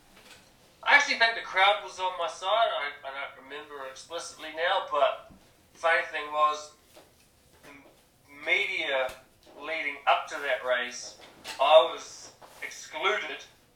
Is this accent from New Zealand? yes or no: yes; New Zealand; No. Maybe my hometown, used to be, not anymore.